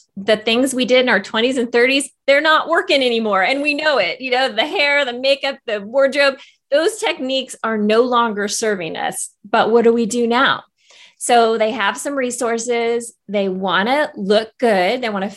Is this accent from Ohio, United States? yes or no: no; Northern California, United States; moved away as an adult; also born or lived in Los Angeles / Silicon Valley; I live in my hometown, Northern California. And actually it was about 5 years ago, I moved here from Los Angeles